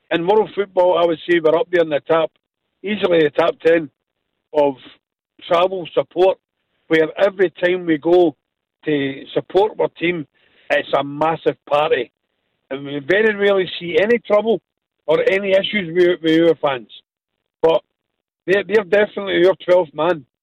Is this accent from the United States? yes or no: no; Scotland, United Kingdom; I'm I'm I'm Scottish.